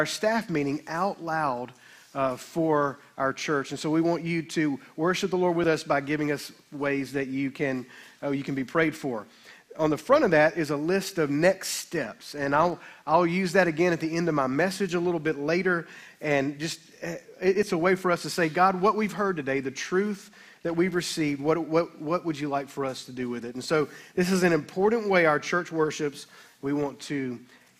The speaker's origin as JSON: {"language": "English", "town": "Olive Branch", "region": "Mississippi", "country": "United States", "tie": "born or raised there", "said": "I was raised in the Baptist church in town"}